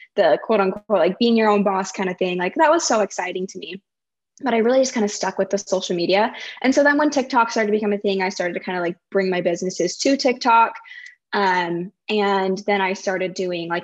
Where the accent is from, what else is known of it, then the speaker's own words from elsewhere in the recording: Pleasant Grove, Utah, United States; moved away as an adult; now in Austin, United States; I live in Austin, Texas, but I came from Utah. So I grew up in Pleasant Grove, Utah